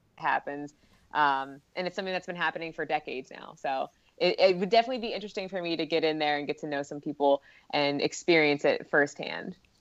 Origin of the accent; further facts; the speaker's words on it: Philadelphia, Pennsylvania, United States; I'm from Philadelphia